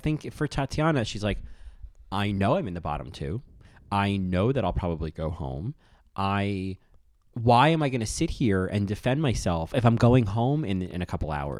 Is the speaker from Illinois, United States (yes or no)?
yes; Chicago, Illinois, United States; You know, I'm from Chicago.